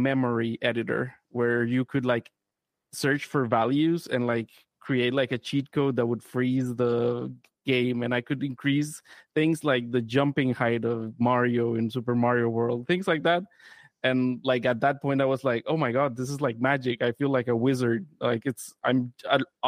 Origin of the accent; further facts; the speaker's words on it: Costa Rica; I'm also from Costa Rica.